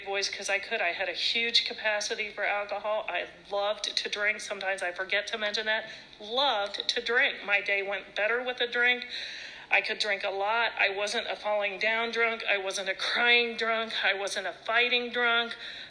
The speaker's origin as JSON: {"language": "English", "region": "Ohio", "country": "United States", "tie": "born or raised there", "also_born_or_lived": "California", "said": "I grew up in Ohio."}